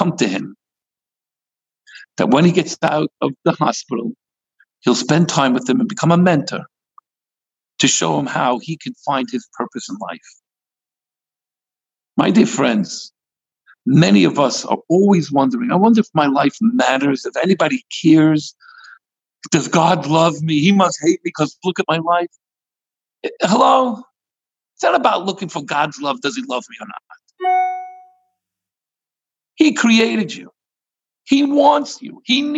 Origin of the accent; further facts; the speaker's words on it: New York City, New York, United States; now in California, United States; I come from Brooklyn